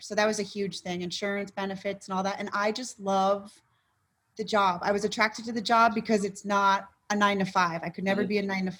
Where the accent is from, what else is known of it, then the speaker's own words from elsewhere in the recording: Florida, United States; also born or lived in Worcester, Massachusetts; Originally, I'm from Worcester, Massachusetts, which is west of Boston, Massachusetts. But I grew up in South Florida, more Broward.